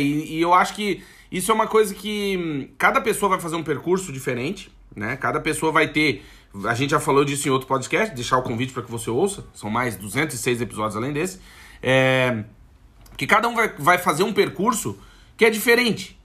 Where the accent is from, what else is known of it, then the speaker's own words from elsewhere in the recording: South Region, Brazil; now in Portugal; a gente é do Sul